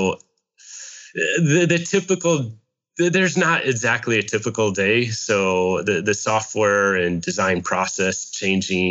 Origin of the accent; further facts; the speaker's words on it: Hawkeye country, Iowa, United States; moved away as an adult; now in Pasadena, United States; I grew up in Hawkeye country